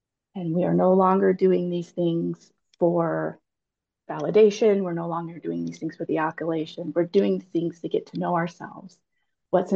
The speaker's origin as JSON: {"language": "English", "region": "Utah Valley", "country": "United States", "tie": "born or raised there", "said": "I was raised in Utah Valley in the 80s."}